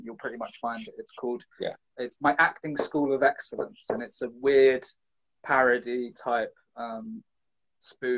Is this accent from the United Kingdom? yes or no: yes; London, United Kingdom; I'm from London, I'm from the city, I'm not used to going to the countryside